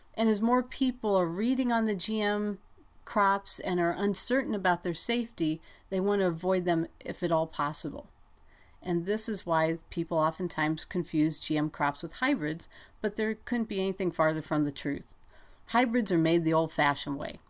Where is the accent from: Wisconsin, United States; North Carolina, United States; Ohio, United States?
Ohio, United States; now in Montana, United States; when I was growing up in Ohio